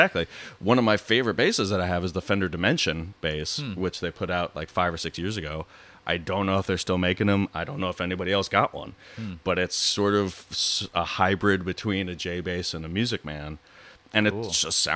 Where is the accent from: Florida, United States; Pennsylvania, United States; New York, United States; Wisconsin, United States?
New York, United States; moved away as an adult; also born or lived in Chicago; I went to Northwestern University after growing up in New York